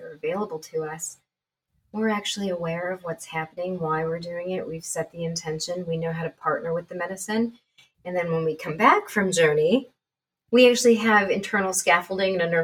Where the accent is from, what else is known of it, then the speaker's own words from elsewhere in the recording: Canada; I'm Canadian